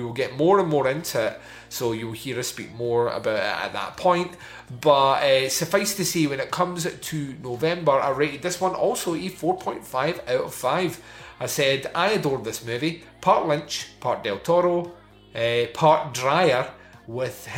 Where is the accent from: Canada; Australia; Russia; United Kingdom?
United Kingdom; Scotland; I'm Scottish